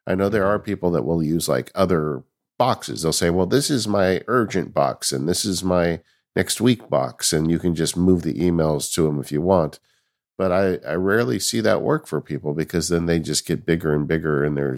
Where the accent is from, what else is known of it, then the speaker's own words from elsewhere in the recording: California, United States; I'm always game. Bring it. I'm from California. Bring it.